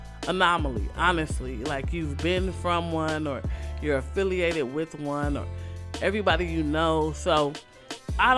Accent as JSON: {"language": "English", "town": "Los Angeles", "region": "California", "country": "United States", "said": "I still live in the Crenshaw area"}